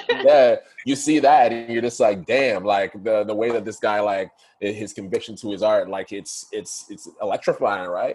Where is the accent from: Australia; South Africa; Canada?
Canada; Ottawa, Ontario; moved away as an adult; also born or lived in Toronto; Growing up in Ottawa